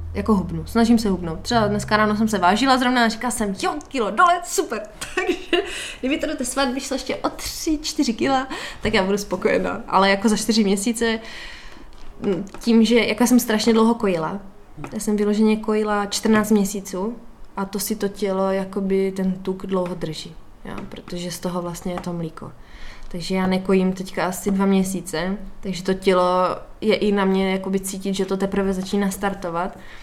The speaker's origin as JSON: {"language": "Czech", "region": "Moravia", "country": "Czechia", "said": "u nás na, u nás na Moravě"}